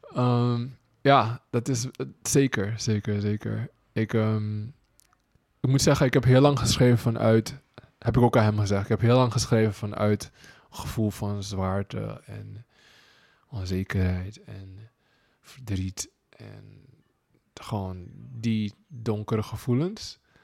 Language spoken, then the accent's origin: Dutch; Suriname; moved away as an adult; now in Netherlands; Als Surinamer, als zwarte man